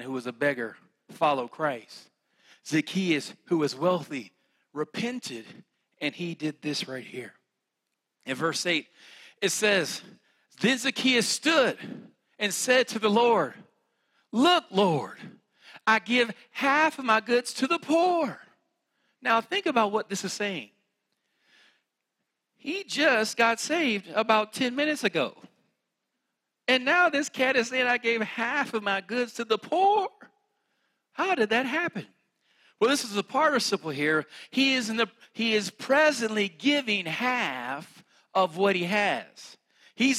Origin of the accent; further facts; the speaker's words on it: West Virginia, United States; accent: country; I'm from West Virginia